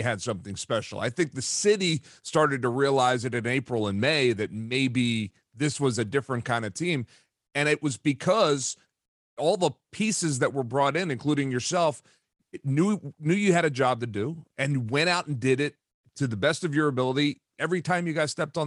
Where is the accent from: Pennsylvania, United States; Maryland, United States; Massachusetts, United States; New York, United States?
Pennsylvania, United States; Philadelphia; I grew up in Philadelphia